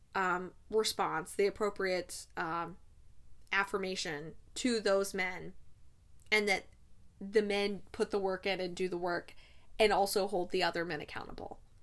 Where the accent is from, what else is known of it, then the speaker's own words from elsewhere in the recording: United States; We, as American taxpayers